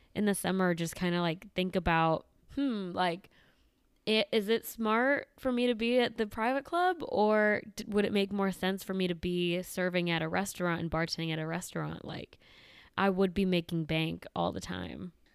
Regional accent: Midwest, United States; moved away; also born or lived in the South; where I grew up in the Medi-, Midwest

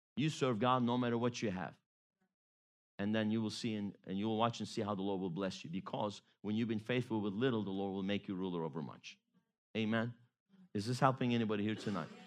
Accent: Baton Rouge, Louisiana, United States; growing up in Louisiana, went to high school in the Baton Rouge area

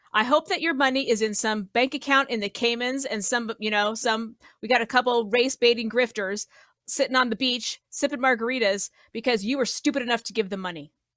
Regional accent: Colorado, United States; I grew up in Colorado

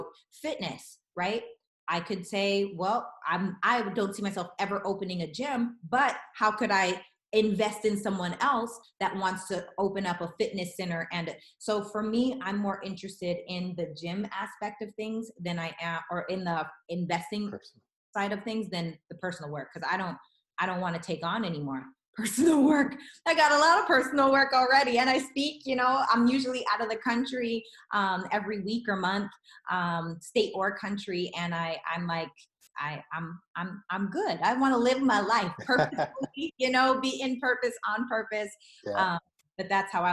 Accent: Regina, Saskatchewan, Canada; now in Los Angeles, United States; I'm from Regina, Saskatchewan, and I live in Los Angeles, California. So went from little house on the prairie to big city LA.

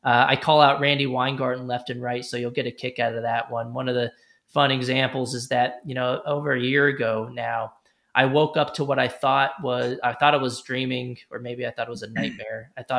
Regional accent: Texas, United States; Ted Cruz, senator from my home state from Texas, endorsed it.

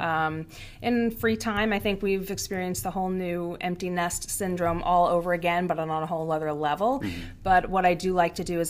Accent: Long Island, New York, United States; moved away as an adult; my husband and I, we both grew up on Long Island. We're both born and raised there

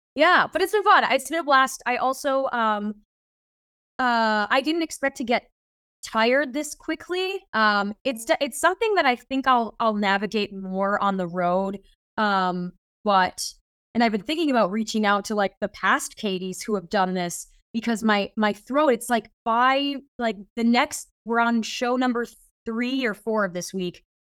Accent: Fargo, North Dakota, United States; moved away as an adult; also born or lived in Minnesota / Brooklyn, New York; I'm originally from a very random place, which is, uh, Fargo, North Dakota

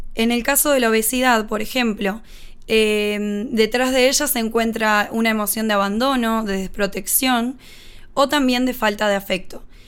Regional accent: Uruguay; Soy uruguaya, tengo 28 años

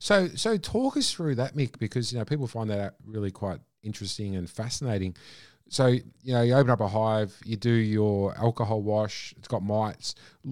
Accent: Australia; I'm very proud to be Australian

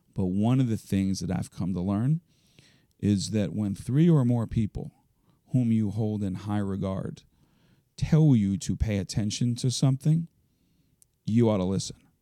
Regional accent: Elkins Park, Pennsylvania, United States; I grew up in Elkins Park, just over the city line in Cheltenham Avenue

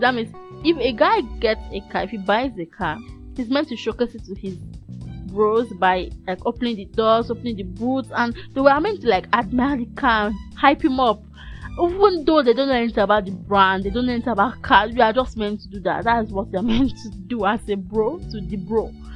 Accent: Nigeria; being a Nigerian student

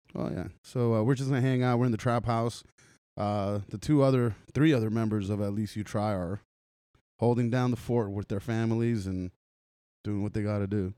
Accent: Los Angeles, California, United States; moved away; growing up in Los Angeles

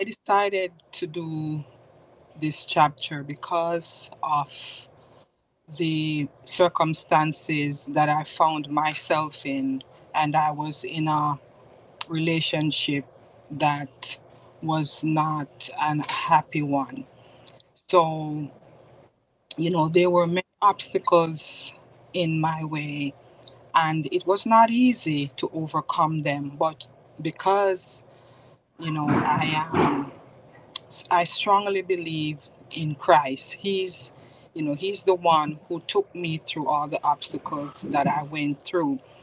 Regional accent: Spanish Town, Jamaica; now in Bloomfield, United States; I am originally from Spanish Town, Jamaica, West Indies

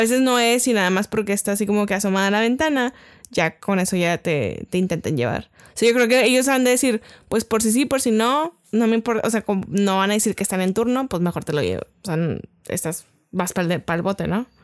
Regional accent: Mexico; nuestro amado México

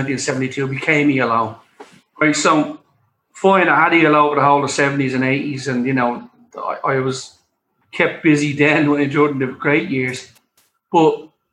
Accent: Dublin, Leinster, Ireland; I lived in Drimnagh all my life

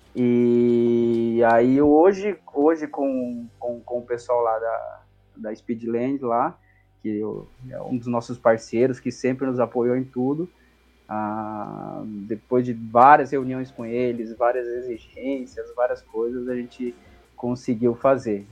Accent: Coronel Vivida, Paraná, Brazil; moved away; minha cidade natal lá no Paraná se chama Coronel Vivida

